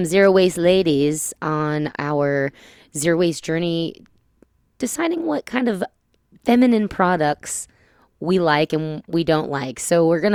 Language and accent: English; New Jersey, United States; moved away as an adult; now in Nashville, United States; I'm from New Jersey